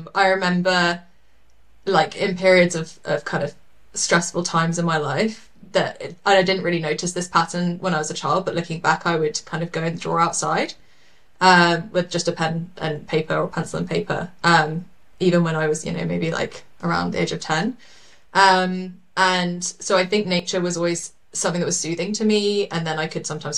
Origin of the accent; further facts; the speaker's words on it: London, United Kingdom; now in New Zealand; I was born in London, and I am from the UK originally.